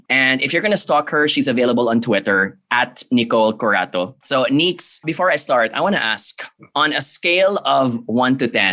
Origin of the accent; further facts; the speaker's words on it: Philippines; I come from the Philippines